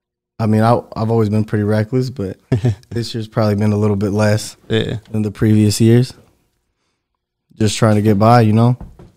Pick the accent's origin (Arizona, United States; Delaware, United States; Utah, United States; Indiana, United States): Indiana, United States; Fort Wayne; I'm from Fort Wayne, born and raised. Mexican.